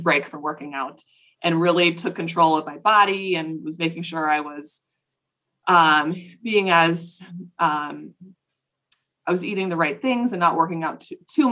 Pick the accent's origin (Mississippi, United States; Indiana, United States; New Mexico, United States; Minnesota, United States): Minnesota, United States; Plymouth; I'm from Plymouth, Minnesota.